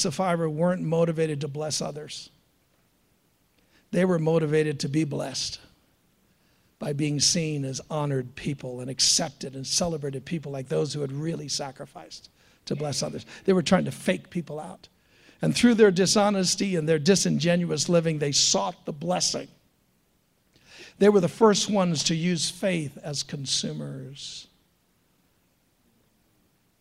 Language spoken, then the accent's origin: English; United States; we Americans, and I love being an American